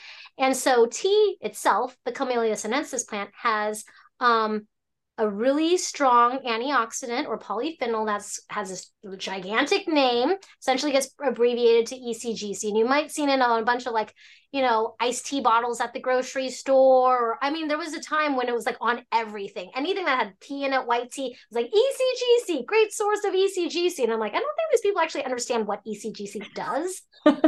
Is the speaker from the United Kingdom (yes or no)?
no; Hong Kong; So I'm from Hong Kong. So essentially, my family was from China.